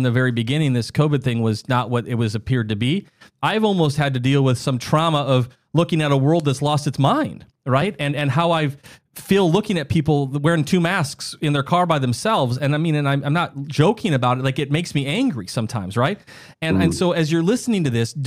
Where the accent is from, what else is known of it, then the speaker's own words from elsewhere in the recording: South Dakota, United States; I grew up in the Midwest of the United States, South Dakota